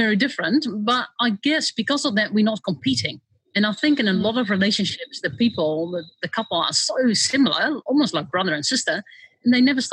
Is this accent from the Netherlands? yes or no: yes; Netherlands; moved away as an adult; now in New Zealand; I grew up in Holland